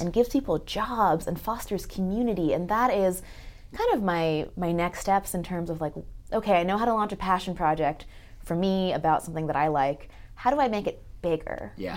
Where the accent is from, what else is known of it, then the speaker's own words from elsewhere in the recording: Los Angeles, California, United States; I grew up in Los Angeles where it's a pretty big melting pot.